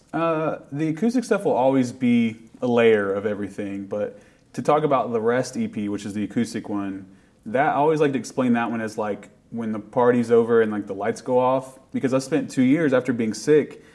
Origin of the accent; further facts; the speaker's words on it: Appalachia, United States; being from appalachia means a lot and it's it is part of everyone's identity and people like have made fun of my accent when we go somewhere but it's like that's just where i'm from